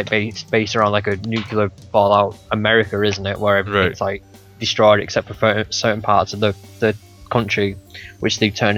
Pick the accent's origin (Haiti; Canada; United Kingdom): United Kingdom; I'm a bad Brit